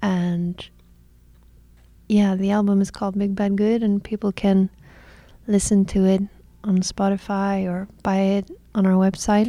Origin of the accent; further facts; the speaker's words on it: Iceland; moved away; also born or lived in Copenhagen; I'm from Iceland